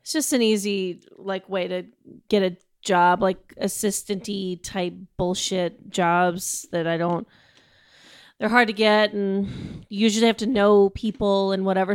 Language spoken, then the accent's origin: English; United States; as an American